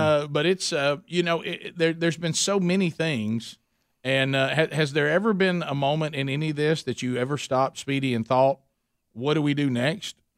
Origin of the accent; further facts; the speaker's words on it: Oxford, Alabama, United States; my hometown a, in Oxford, Alabama